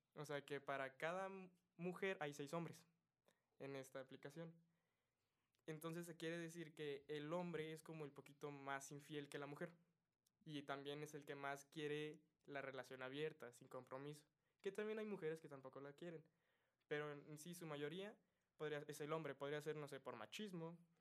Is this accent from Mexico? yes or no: yes; Mexico